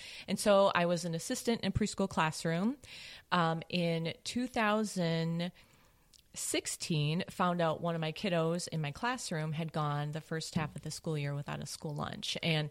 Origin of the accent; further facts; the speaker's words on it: St. Paul, Minnesota, United States; St. Paul.